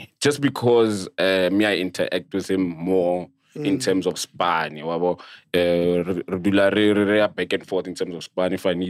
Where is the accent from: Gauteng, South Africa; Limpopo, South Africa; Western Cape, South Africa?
Limpopo, South Africa; now in Pretoria, South Africa; I'm from Limpopo, Ramasheshani, Ramatlala.